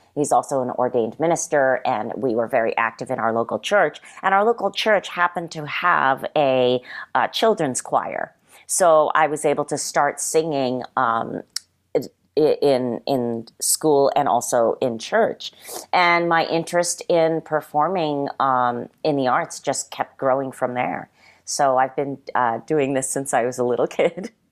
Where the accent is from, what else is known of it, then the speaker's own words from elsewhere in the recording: South Hadley, Massachusetts, United States; moved away as an adult; also born or lived in Springfield, Massachusetts / Japan / New York; now in Los Angeles, United States; I was born in Western Massachusetts, uh, in a city called Springfield, and I grew up primarily in uh, South Hadley, Massachusetts